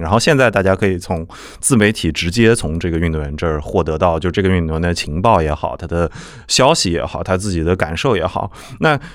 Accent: Nanjing, Jiangsu, China; 因为我是南京人

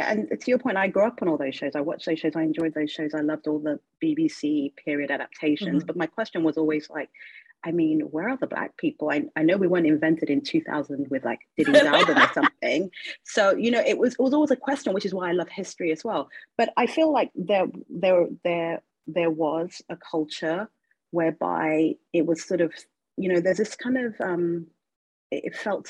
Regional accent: London, United Kingdom; I was born in London. I grew up in London

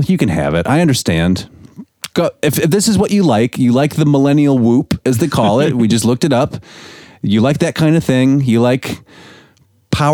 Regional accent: Michigan, United States; Michiganders, my hometown.

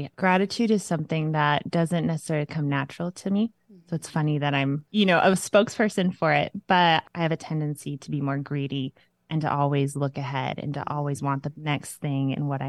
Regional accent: Mexico; moved away; And I grew up in Mexico as a missionary kid down there and then came over here, met my man

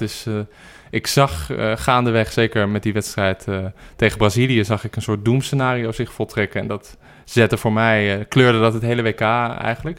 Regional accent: Amsterdam, North Holland, Netherlands; ik ben geboren en getogen in Amsterdam

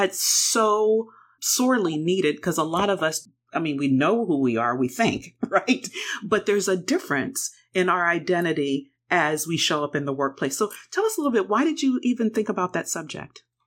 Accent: Pennsylvania, United States; Pennsylvania State University, my home state

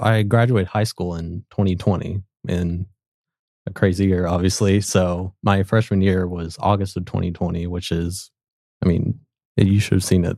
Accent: Sapulpa, Oklahoma, United States; I'm originally from Spalpa, Oklahoma, so just, um, outside of Tulsa

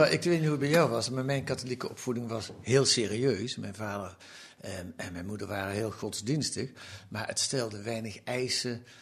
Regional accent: Eindhoven, North Brabant, Netherlands; Ik kom uit Brabant, Eindhoven.

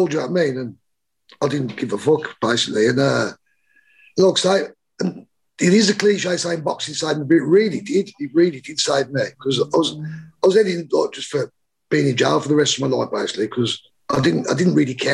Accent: Birmingham, West Midlands, United Kingdom

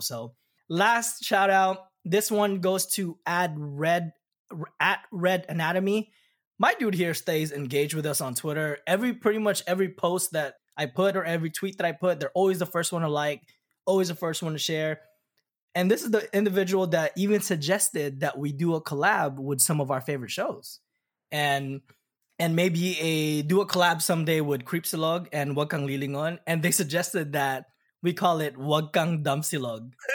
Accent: Southern California, United States; we're both from Southern California

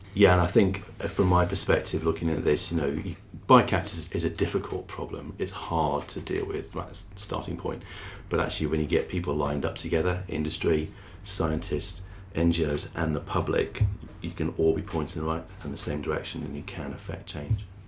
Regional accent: Brighton, South East England, United Kingdom; in Brighton, in my hometown

